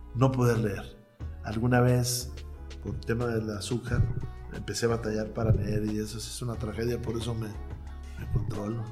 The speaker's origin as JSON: {"language": "Spanish", "town": "Saltillo", "region": "Coahuila", "country": "Mexico", "tie": "born or raised there", "moved": "as an adult", "lives_now": "Mexico City, Mexico", "said": "nací en 1963 en Santillo, que es la capital de mi estado"}